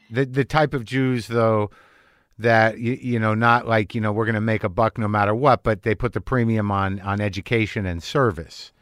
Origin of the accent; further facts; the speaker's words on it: New Mexico, United States; moved away; also born or lived in Boston area; growing up in New Mexico